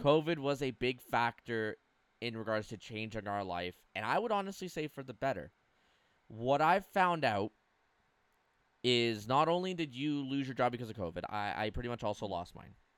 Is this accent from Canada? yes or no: yes; Canada; I'm as Canadian as they come when it comes to the cold